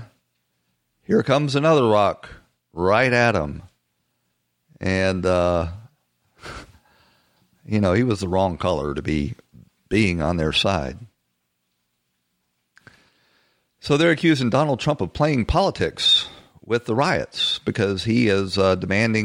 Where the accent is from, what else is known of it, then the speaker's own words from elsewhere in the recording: Atlanta, Georgia, United States; my hometown of Atlanta, Georgia